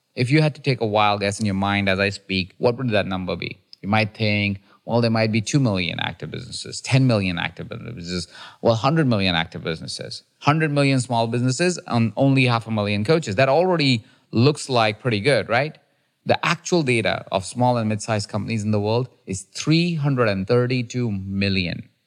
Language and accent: English; India; now in United States; I'm a kid from India who has an accent